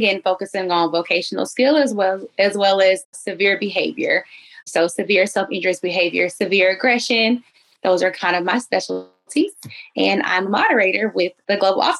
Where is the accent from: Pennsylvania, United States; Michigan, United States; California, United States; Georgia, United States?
Georgia, United States; Atlanta; now in Texas, United States; I'm a native of Atlanta, Georgia, currently residing in Texas